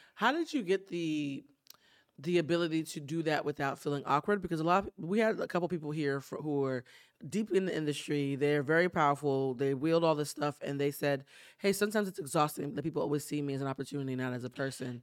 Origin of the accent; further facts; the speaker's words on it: East Coast, United States; now in Los Angeles, United States; I'm from the East Coast